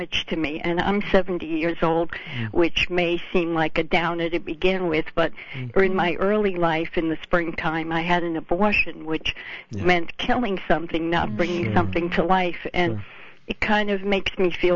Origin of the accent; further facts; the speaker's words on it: Westchester County, New York, United States; I'm from New York, Westchester County.